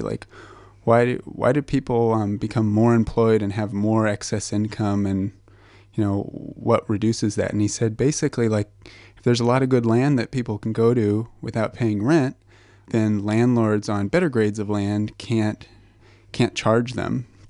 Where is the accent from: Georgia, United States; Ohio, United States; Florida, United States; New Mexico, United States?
New Mexico, United States; Albuquerque; moved away; I'm from Albuquerque, New Mexico, originally